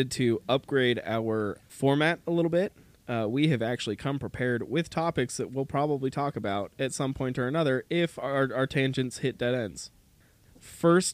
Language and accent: English; Utah, United States; We're two brothers from Utah